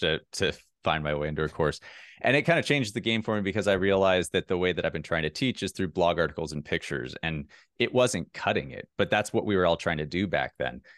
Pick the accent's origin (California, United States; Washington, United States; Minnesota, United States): Minnesota, United States; moved away; I'm from Minnesota